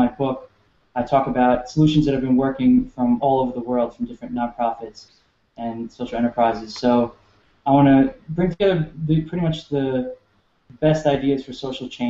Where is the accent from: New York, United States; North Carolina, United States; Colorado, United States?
New York, United States; New York City; moved away as an adult; also born or lived in Delaware / Southern California / Midwest; I was born and raised in New York City